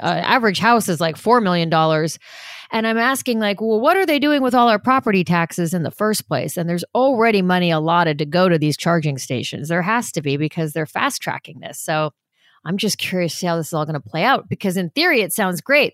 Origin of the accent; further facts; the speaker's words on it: Los Angeles, California, United States; also born or lived in New York; I was born in New York, but I grew up in Los Angeles